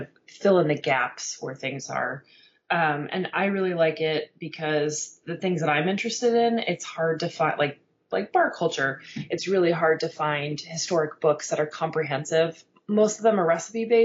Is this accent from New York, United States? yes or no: yes; New York City, New York, United States; moved away as an adult; also born or lived in Berkeley, California; now in Bay Area, United States; I'm from New York and I was there when the cocktail revival was really digging in.